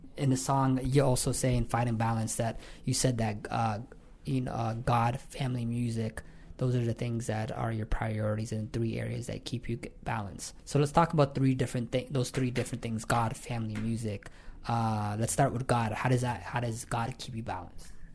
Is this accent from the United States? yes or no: no; London, Ontario, Canada; moved away as an adult; now in Toronto, Canada; I am originally from London, Ontario. I just moved to Toronto two years ago